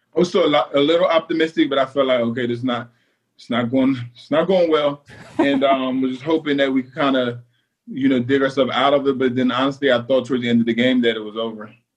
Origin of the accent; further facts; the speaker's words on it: New Jersey, United States; I grew up in South Jersey, so the Eagles was the team that I cheered for growing up